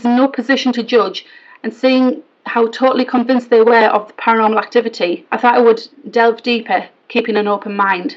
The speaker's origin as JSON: {"language": "English", "town": "Hartlepool", "region": "North East England", "country": "United Kingdom", "said": "I'm from Hartlepool"}